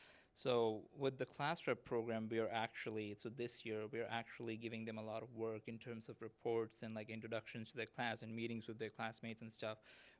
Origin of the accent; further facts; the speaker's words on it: Saudi Arabia; I grew up in Saudi Arabia. So my childhood, my friends and everything was like already international.